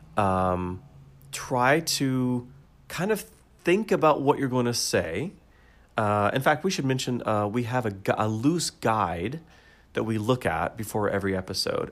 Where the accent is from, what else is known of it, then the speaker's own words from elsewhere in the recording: United States; I'm American